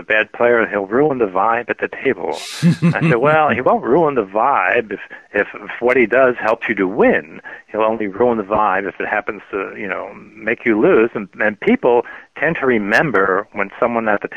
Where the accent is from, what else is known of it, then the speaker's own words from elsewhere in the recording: New York, United States; I grew up in New York